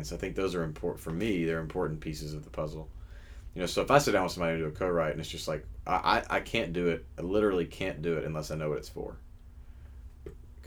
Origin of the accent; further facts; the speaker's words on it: Memphis, Tennessee, United States; now in Nashville, United States; It's my hometown